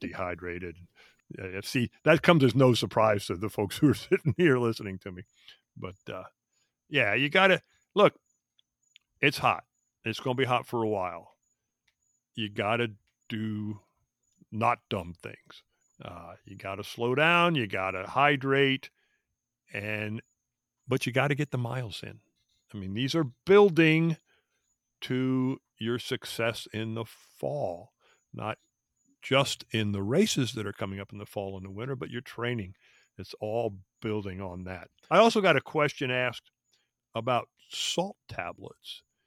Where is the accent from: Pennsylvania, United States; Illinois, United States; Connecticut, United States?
Pennsylvania, United States; Philadelphia; moved away; also born or lived in Fort Devens, Massachusetts; I grew up in the Philadelphia area